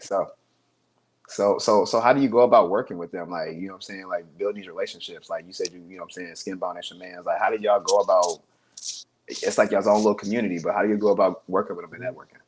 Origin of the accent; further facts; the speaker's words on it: Columbus, Ohio, United States; now in Chicago, United States; I'm originally from Ohio.